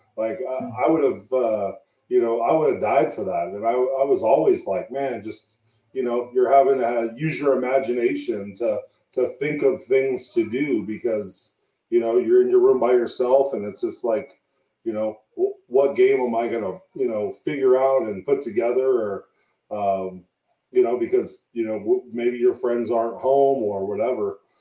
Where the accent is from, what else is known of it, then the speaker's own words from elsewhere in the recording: San Jose, California, United States; moved away as an adult; also born or lived in Fremont, California; now in Reno, United States; I'm from San Jose, California